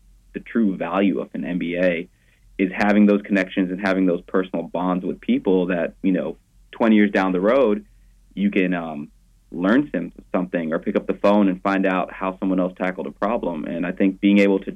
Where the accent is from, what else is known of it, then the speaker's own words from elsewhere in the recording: Jackson, Mississippi, United States; moved away as an adult; also born or lived in Iowa / Boston; now in Dallas, United States; I'm originally from Jackson, Mississippi